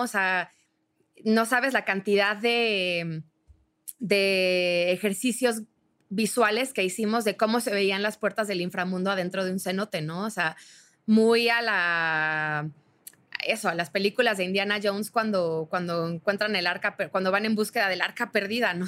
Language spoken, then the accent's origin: Spanish; Mexico; somos mexicanos comprometidos con impulsar a nuestro país a un lugar mejor